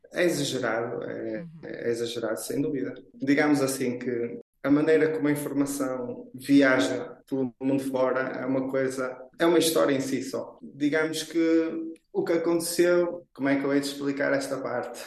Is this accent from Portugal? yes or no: yes; Braga, Norte, Portugal; moved away as an adult; now in Qatar; eu estava na altura a viver em Braga, que é a cidade de onde eu sou oriundo.